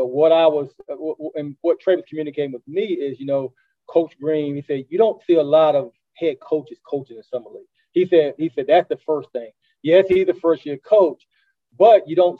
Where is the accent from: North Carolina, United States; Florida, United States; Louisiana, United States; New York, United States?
North Carolina, United States; Durham; I grew up in Durham